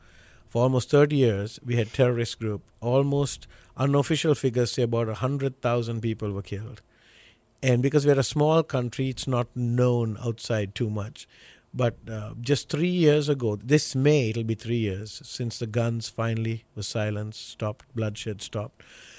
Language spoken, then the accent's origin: English; Sri Lanka; Sri Lanka is an island. It's on the southern tip of India. you know, everybody knows India, so, but it's below India. North south is about 270 miles, east west is about 150, and in this little island we have about almost 21 22 million people.